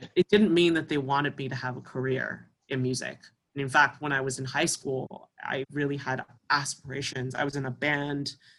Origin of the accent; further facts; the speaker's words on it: Albany, New York, United States; also born or lived in China / South Korea; now in Toronto, Canada; I grew up in Albany.